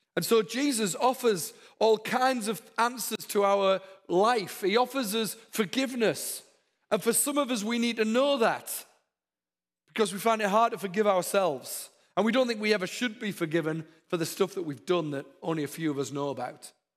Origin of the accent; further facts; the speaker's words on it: the north of England, United Kingdom; now in Texas, United States; My accent's not very Downton Abbey. I come from the north of England. We're a bit different up there